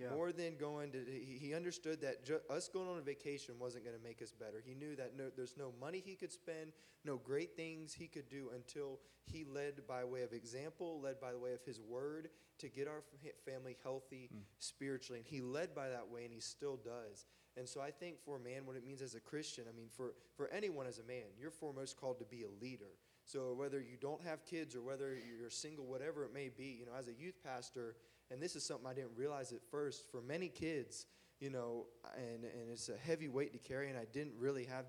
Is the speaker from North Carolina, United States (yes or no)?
yes; North Carolina, United States; I'm from the South, or from North Carolina